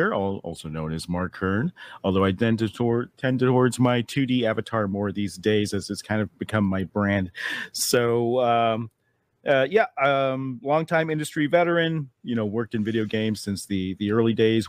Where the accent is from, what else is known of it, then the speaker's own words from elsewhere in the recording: Taiwan; I grew up overseas in Taiwan. My mother's Chinese